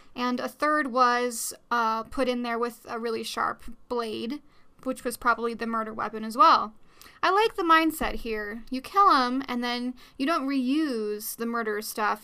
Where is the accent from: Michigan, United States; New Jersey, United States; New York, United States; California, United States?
New York, United States; I'm Dutch and Scottish, but I, I'm from New York